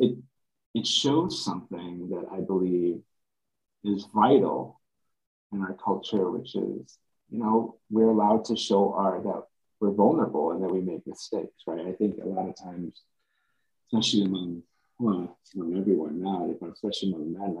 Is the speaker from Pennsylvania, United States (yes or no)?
no; Chicago, Illinois, United States; as a son of immigrants when I was born up in Chicago